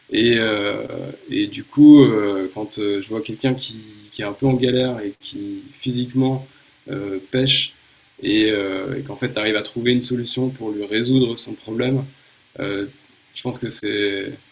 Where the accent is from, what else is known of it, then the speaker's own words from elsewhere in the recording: Japan; moved away; J'ai été marqué, je pense, par deux trucs. Euh, mon enfance au Japon